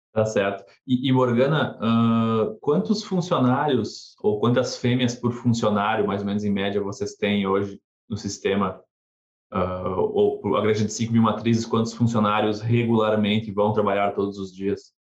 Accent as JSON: {"language": "Portuguese", "region": "South Region", "country": "Brazil", "tie": "born or raised there", "moved": "yes", "said": "eu sou do Sul, é, eu, eu vi neve na minha infância, acho que umas três vezes no Brasil"}